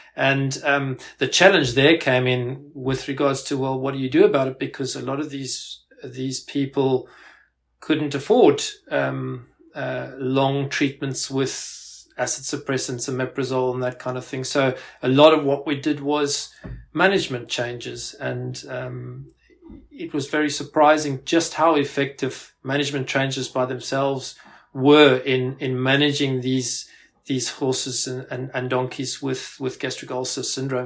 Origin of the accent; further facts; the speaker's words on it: South Africa; moved away as an adult; also born or lived in Pretoria, South Africa / Glasgow, United Kingdom; now in United Kingdom; I actually uh, grew up in South Africa. Uh, you might you might be able to pick that up from my accent